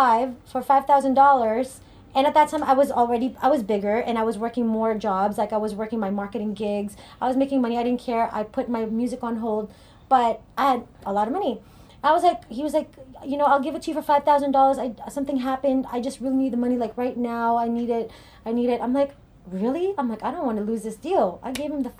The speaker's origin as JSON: {"language": "English", "country": "Philippines", "tie": "born or raised there", "also_born_or_lived": "Cerritos, California / Orange County, California", "moved": "yes", "lives_now": "United States", "said": "I grew up in the Philippines"}